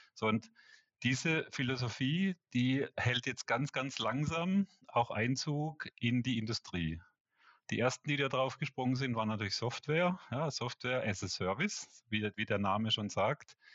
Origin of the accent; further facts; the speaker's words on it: Black Forest, Baden-Württemberg, Germany; moved away as an adult; also born or lived in Karlsruhe / Walldorf / Munich; now in Switzerland; komme aus dem Schwarzwald